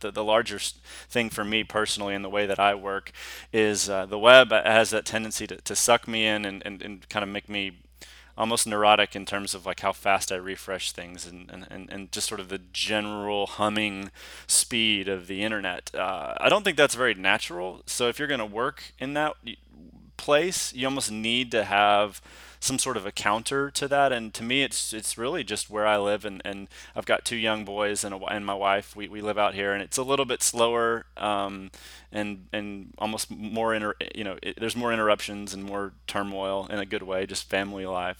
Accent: Houston, Texas, United States; also born or lived in Austin, Texas; I'm a native Texan. I was gr-, I grew up in Hous-, the Houston area

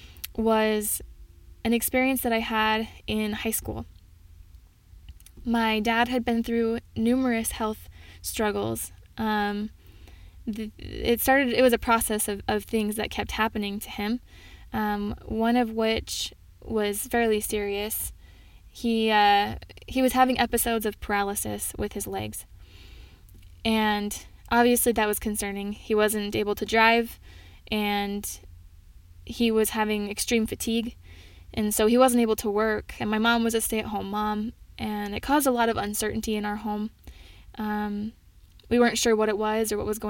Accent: Minnesota, United States; moved away; I am originally from Minnesota.

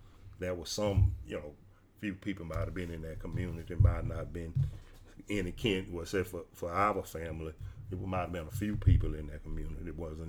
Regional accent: Mississippi, United States; What we grew up in the South and Mississippi, and it's all over the state of Mississippi and the South too.

